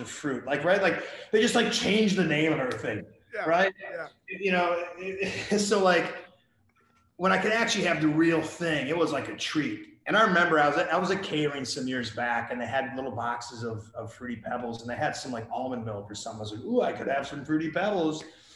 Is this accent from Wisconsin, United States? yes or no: yes; Wisconsin, United States; I grew up in Wisconsin